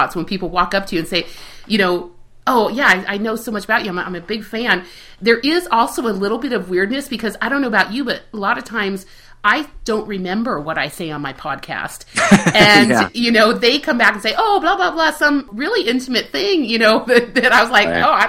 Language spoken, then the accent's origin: English; Spain; also born or lived in Southern California; now in Kansas, United States; I grew up in Spain